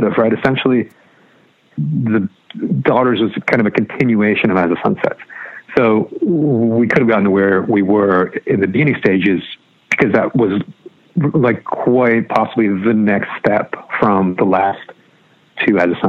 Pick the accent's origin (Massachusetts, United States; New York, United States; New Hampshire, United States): Massachusetts, United States; moved away as an adult; also born or lived in Bridgewater, Massachusetts / Brockton, Massachusetts / Cape Cod, Massachusetts / Walpole, Massachusetts; I grew up all over Massachusetts, was born in Bridgewater